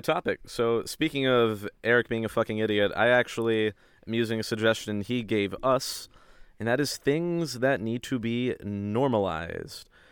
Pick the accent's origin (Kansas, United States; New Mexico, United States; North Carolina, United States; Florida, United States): North Carolina, United States; a small town right outside of Raleigh; I am from a small town right outside of Raleigh, North Carolina.